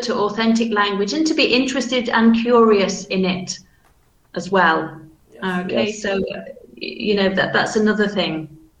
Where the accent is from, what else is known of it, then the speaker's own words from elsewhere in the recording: Manchester, North West England, United Kingdom; accent: Manchester; So my accent is very standardized, but you can still tell that it's from Manchester, though, because my vowel sounds, for example, are flat.